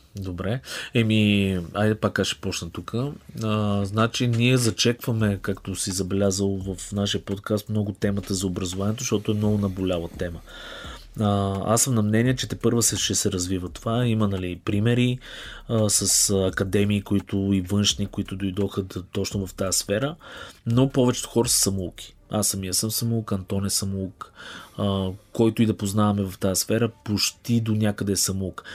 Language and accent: Bulgarian; Bulgaria; съм българин